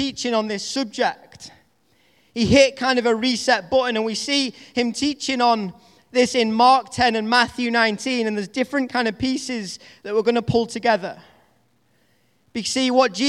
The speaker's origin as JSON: {"language": "English", "country": "United Kingdom", "accent": "Northern English", "said": "my Northern English accent"}